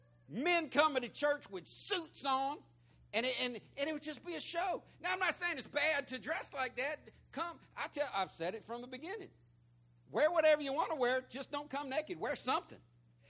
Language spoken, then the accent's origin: English; Florida, United States; Sweating me about my accent. And when I told him Florida, he said, no, you can't be from Florida.